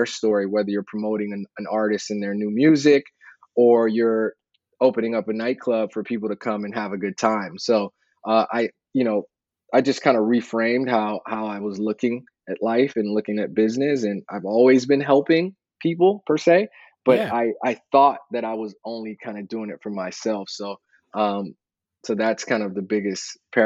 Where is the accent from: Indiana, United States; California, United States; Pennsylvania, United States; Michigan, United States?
California, United States; San Francisco; moved away as an adult; now in Los Angeles, United States; I'm from San Francisco and the Bay Area